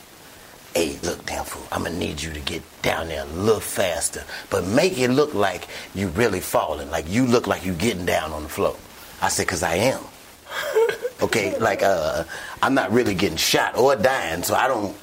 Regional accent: Chicago, Illinois, United States; I'm from Chicago

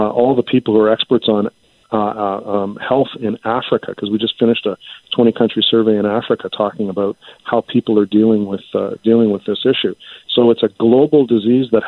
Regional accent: Canada

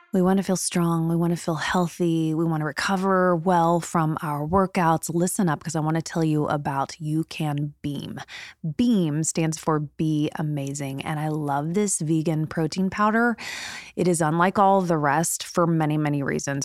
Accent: Indiana, United States; moved away as an adult; now in Los Angeles, United States; I'm from Indiana

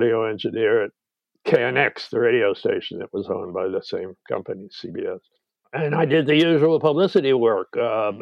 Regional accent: New York City, New York, United States; moved away as an adult; also born or lived in Los Angeles; now in Bay Area, United States; I didn't know how to drive as a New Yorker

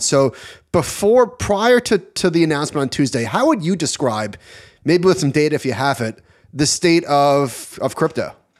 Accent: United States; as an American

